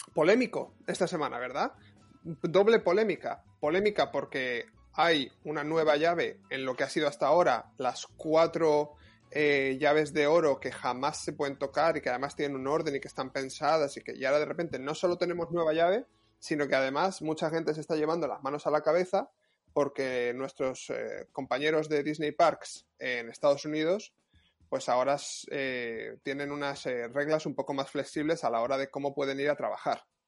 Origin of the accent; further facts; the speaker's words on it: Spain; now in Paris, France; tú y yo que somos españoles